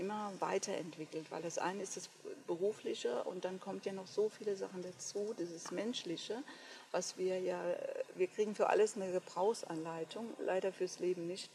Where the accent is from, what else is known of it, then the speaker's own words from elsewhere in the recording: Westerwald, Rhineland-Palatinate, Germany; Ich komme hier von einem ganz kleinen Dorf hier im Westerwald bin die jüngste von vier Kindern.